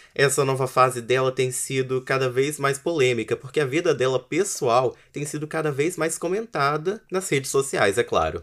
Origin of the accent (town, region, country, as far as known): Espírito Santo, Brazil